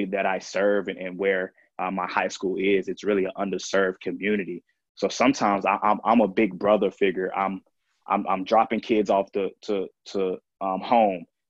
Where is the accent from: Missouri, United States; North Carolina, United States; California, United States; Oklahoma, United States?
North Carolina, United States; Durham; growing up in Durham